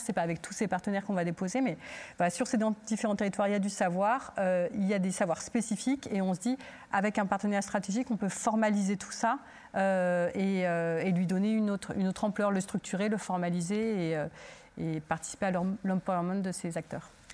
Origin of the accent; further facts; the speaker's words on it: Turkey; now in France; je suis originaire de Turquie